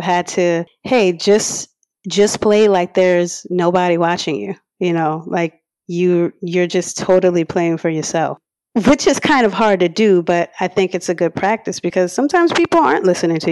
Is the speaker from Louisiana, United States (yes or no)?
yes; Harvey, Louisiana, United States; I grew up in Harvey, and I recently moved from the West Bank, like 4 years ago or so. So yeah, I'm from the area. I'm a hometown girl